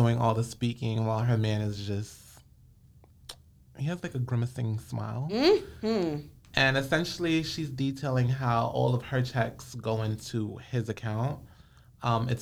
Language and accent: English; New York, United States; we come from New York